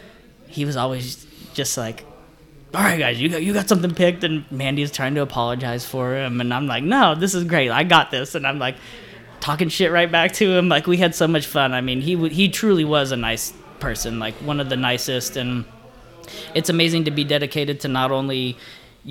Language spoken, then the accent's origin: English; California, United States; moved away; I'm from California